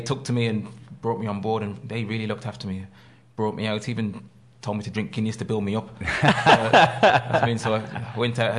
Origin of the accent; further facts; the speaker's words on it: Birmingham, West Midlands, United Kingdom; moved away as an adult; also born or lived in Ireland; I said, I'm from Birmingham.